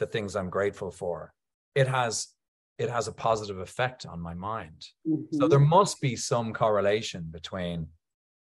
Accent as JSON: {"language": "English", "country": "Ireland", "said": "I'm Irish"}